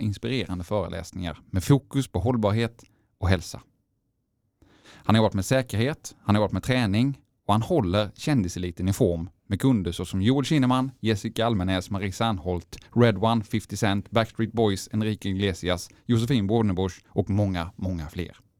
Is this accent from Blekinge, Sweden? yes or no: yes; Hällevik, Blekinge, Sweden; jag är från Hällevik, också från Blekinge